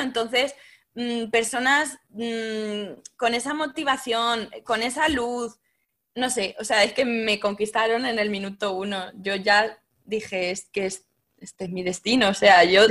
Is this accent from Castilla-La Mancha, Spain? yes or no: yes; Castilla-La Mancha, Spain; moved away; also born or lived in Paris, France; soy manchega como tú